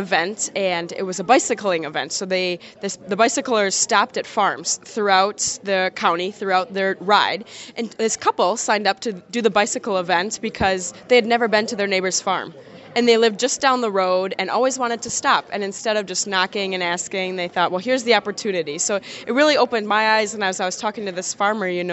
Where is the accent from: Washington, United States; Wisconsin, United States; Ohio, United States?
Wisconsin, United States; Milton; also born or lived in Madison, Wisconsin; growing up in Milton, not everybody lived on a farm, but everybody knew I lived on a farm